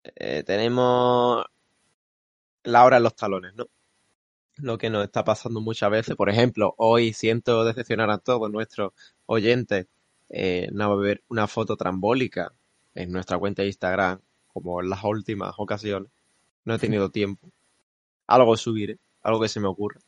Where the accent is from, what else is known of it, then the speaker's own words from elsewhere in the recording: Málaga, Andalusia, Spain; como decimos aquí en Málaga